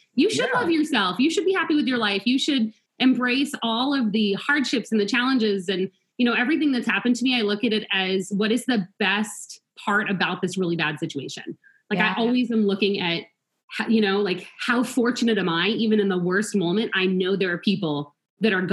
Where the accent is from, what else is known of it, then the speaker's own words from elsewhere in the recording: Tucson, Arizona, United States; also born or lived in Long Island, New York; As a family, we moved from all the way from New York to Arizona, to Tucson